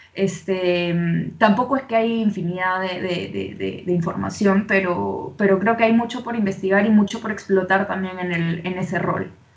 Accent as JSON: {"language": "Spanish", "country": "Peru", "also_born_or_lived": "Venezuela", "accent": "Venezuelan", "moved": "yes", "said": "soy de, de Perú. Eh, como te comentaba antes, he vivido en Venezuela muchos años"}